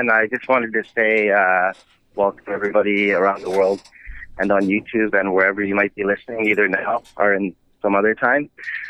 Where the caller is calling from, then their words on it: Vancouver, British Columbia, Canada; I'm actually from, I'm in Vancouver, British Columbia, Canada right now.